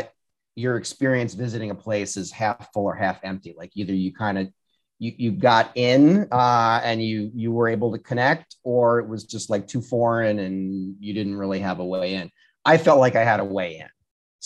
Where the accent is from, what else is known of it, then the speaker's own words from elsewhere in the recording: Rhode Island, United States; moved away; also born or lived in Washington, District of Columbia, United States; I'm from Rhode Island. Well, born Rhode in Island. DC, but yeah, I'm a Rhode Islander